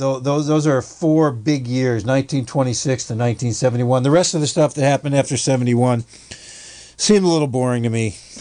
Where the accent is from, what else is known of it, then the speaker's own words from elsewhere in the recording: United States; also born or lived in New York / Vermont; I grew up in New York and Vermont, where, you know, we made ice skate rinks in our backyard.